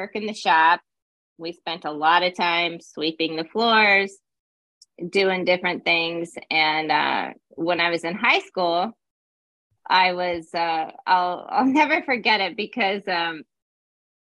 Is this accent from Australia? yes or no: no; Loveland, Colorado, United States; moved away as an adult; also born or lived in California; now in Virgin Islands; I'm from Loveland, Colorado, a Colorado native. We don't have many of those anymore. But I grew up in Loveland.